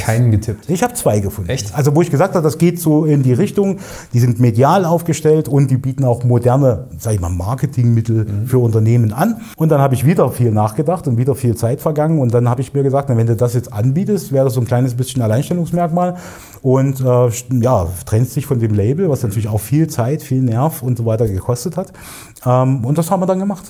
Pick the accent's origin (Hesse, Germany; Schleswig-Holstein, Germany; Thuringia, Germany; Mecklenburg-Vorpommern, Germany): Thuringia, Germany; Erfurt; Hier im schönen Erfurt geboren, äh, in der Landeshauptstadt von Thüringen, im Zentrum von Deutschland fast sozusagen. Und ja, bin auch hier aufgewachsen in Erfurt Nord